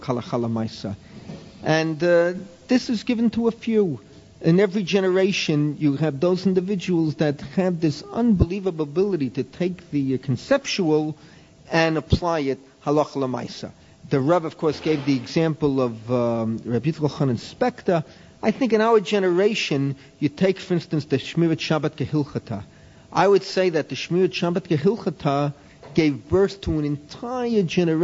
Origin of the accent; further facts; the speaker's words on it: New York City, New York, United States; moved away; I grew up in New York City